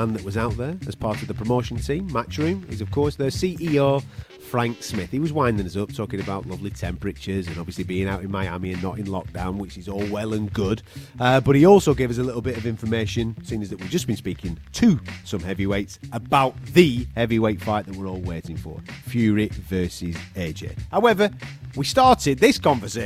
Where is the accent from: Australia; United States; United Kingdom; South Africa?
United Kingdom; as British fight fans